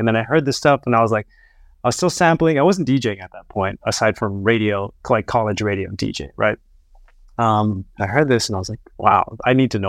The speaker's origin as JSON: {"language": "English", "region": "Hawaii", "country": "United States", "tie": "born or raised there", "said": "growing up here or growing up in Hawaii is like a very special experience with the people and of course the climate surrounding the environment"}